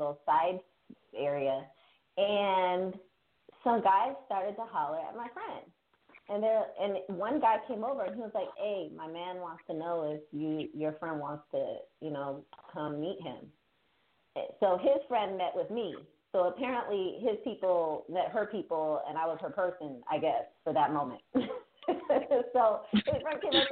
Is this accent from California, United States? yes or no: yes; Bay Area, California, United States; I grew up in the Bay Area in California